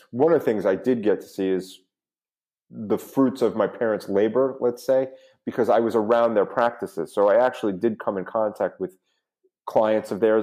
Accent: New York, United States; now in South Florida, United States; growing up in New York

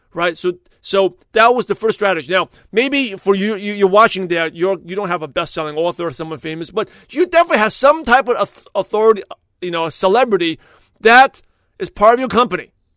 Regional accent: New York, United States; moved away as an adult; now in California, United States; since I born and raised in New York, I live in Brooklyn, New York, I came out to California, in two thousand two

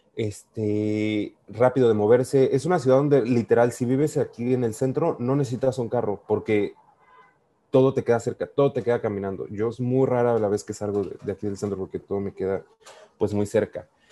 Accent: Mexico; accent: Mexican; moved away as an adult; now in Vancouver, Canada; yo soy mexicano, yo desde que iba a la Universidad Latina de América siempre he trabajado y estudiado

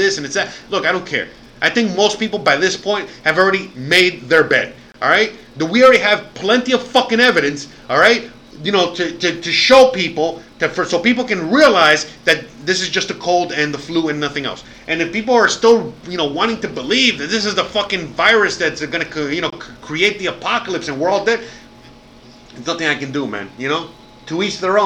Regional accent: Miami, Florida, United States; moved away as an adult; now in Mexico; I come from Miami. You know, that was where I was born and raised

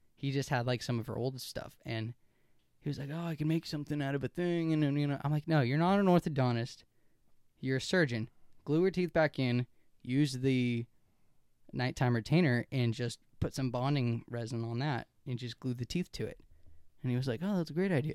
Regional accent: United States; I'm an American

